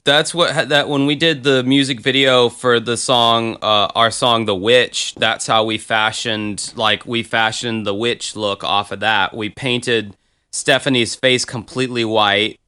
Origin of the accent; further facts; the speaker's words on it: Jacksonville, Florida, United States; Jacksonville, Florida, my hometown.